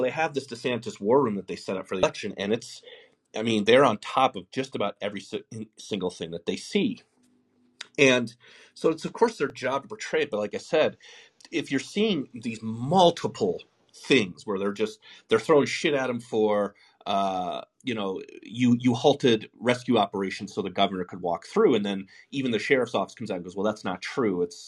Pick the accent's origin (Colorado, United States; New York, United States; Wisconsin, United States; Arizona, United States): Colorado, United States; Denver; I'm from Denver as well